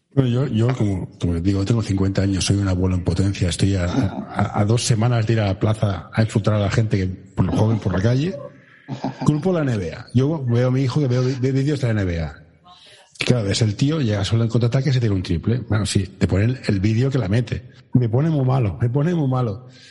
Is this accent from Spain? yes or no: yes; Barcelona, Catalonia, Spain; yo soy de Barcelona